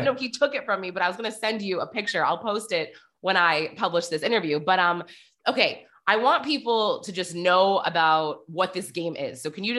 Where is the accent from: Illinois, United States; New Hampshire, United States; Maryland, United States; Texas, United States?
New Hampshire, United States; I'm from New Hampshire.